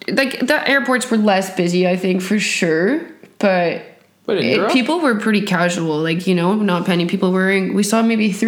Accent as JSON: {"language": "English", "town": "New Tecumseth", "region": "Ontario", "country": "Canada", "moved": "as an adult", "lives_now": "Barcelona, Spain", "said": "I'm from New Tecumseh, Canada, and I am reporting to you from Spain, Barcelona."}